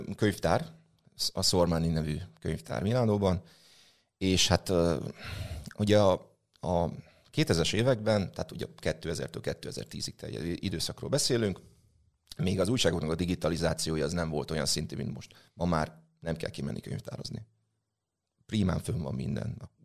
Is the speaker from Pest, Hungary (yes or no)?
no; Nyíregyháza, Szabolcs-Szatmár-Bereg, Hungary; én nyíregyházi vagyok